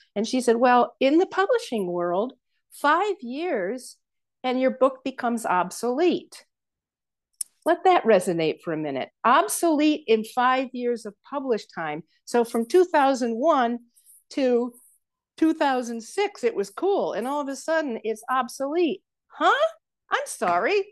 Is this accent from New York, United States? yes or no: yes; Saratoga Springs, New York, United States; moved away as an adult; also born or lived in Kansas / Albany, New York / Rochester, New York / Tiffin, Ohio; now in Colorado, United States; my hometown in western New York State Saratoga Springs